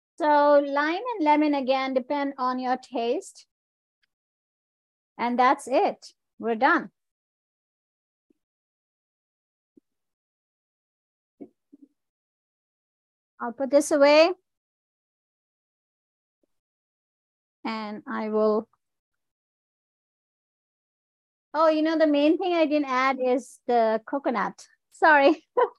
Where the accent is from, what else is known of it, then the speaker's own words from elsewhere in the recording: India; I'm an Indian